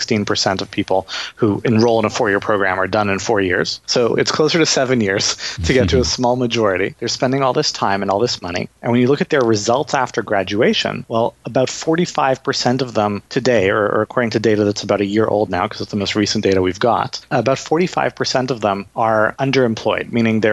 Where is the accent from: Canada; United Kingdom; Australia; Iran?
Canada; I'm Canadian